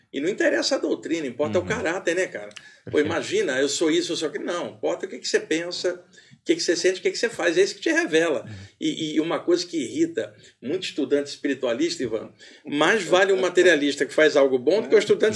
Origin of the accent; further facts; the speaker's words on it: Rio de Janeiro, Brazil; moved away as an adult; now in São Paulo, Brazil; Eu sou carioca e moro aqui em São Paulo há 30 anos